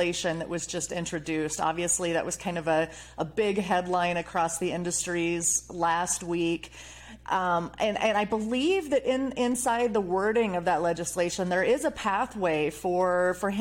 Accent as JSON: {"language": "English", "region": "Iowa", "country": "United States", "tie": "born or raised there", "said": "My home state is Iowa"}